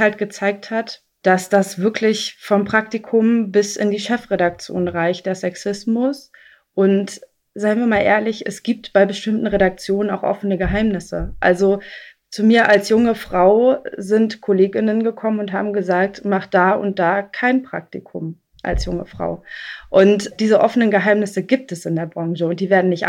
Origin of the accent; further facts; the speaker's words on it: East Germany, Germany; ich komme aus Ostdeutschland